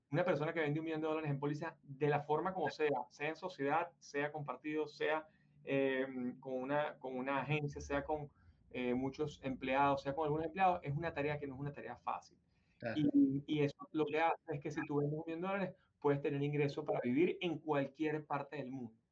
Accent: Venezuela; moved away as an adult; nosotros tuvimos muchísimo éxito en Venezuela, muchísimo. De hecho, yo me vine de Venezuela, estaba en el tope de mi carrera, era el CEO de la compañía de corretaje, una de las top ten de Venezuela

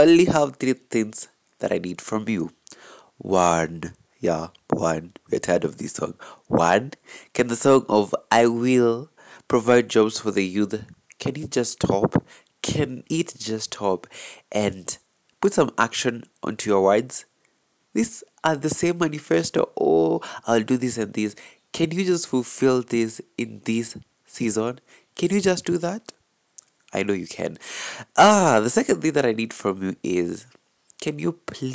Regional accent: Kiambu County, Kenya; I am from Kiambu County.

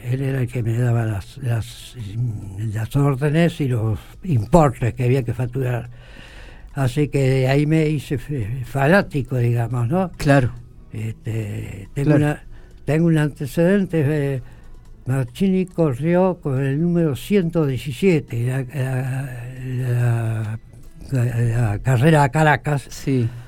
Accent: Dorila, La Pampa, Argentina; yo nací en Dorira Mi padre tenía campo en las cercanías de Dorira Yo nací y ahí

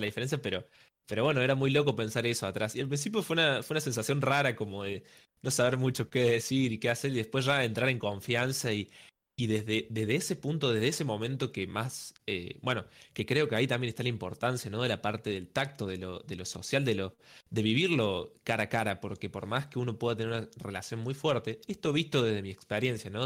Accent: Córdoba, Argentina; soy de Córdoba, entonces tuve que viajar

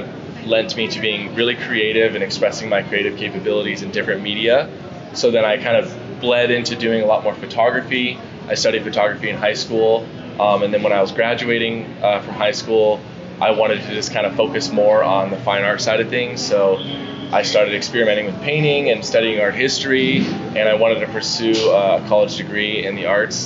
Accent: San Diego, California, United States; I'm born and raised in San Diego, California

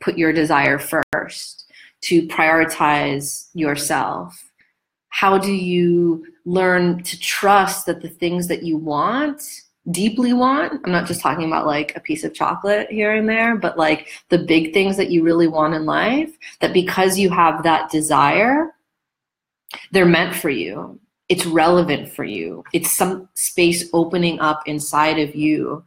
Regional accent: New York, United States; I'm a New Yorker

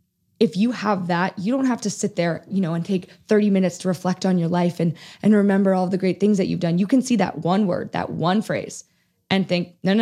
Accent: Toronto, Ontario, Canada; in 2015, we have the Pan Am Games in Toronto, mm-hmm. which is my hometown.

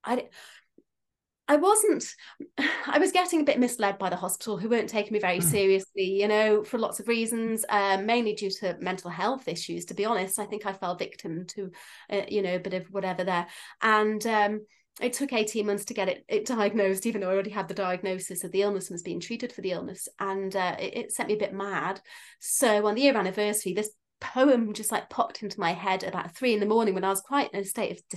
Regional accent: Isle of Man; I'm from the Isle of Man.

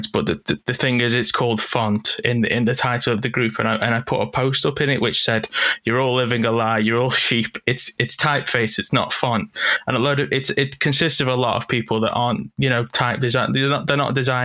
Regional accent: United Kingdom; I'm British.

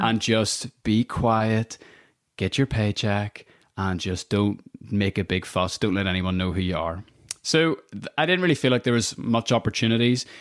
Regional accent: Northern Ireland, United Kingdom; I'm from Northern Ireland

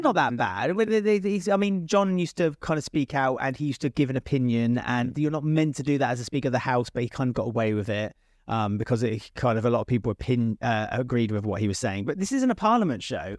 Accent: United Kingdom; as a British person

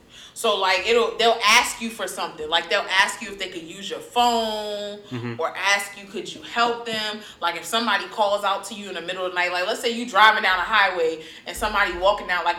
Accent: New York, United States; I'm from New York. So growing up, I'm used to hearing like ambulance.

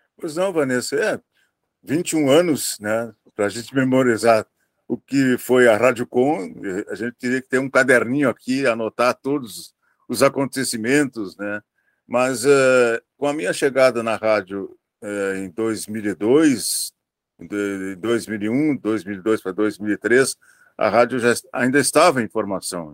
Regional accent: Vacaria, Rio Grande do Sul, Brazil; now in Pelotas, Brazil; lá na minha cidade, que eu sou de Vacaria

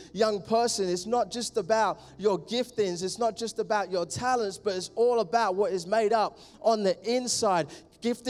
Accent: London, United Kingdom; I'm from East London. Love it. I'm a Londoner.

